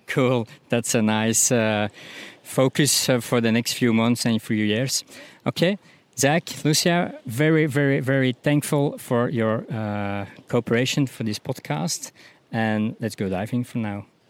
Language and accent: English; Belgium; I'm from Belgium